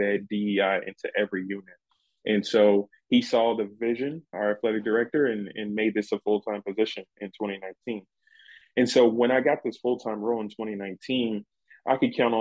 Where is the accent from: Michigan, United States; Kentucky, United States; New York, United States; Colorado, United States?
Kentucky, United States; Louisville; now in Tucson, United States; I'm originally from Louisville, Kentucky, and I went to Western Kentucky University